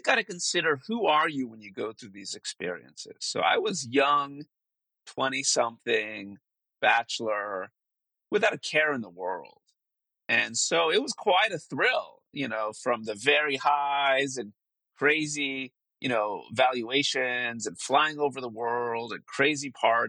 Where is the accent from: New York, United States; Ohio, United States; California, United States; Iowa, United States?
California, United States; Silicon Valley; also born or lived in Israel; we moved from Israel to Silicon Valley when I was four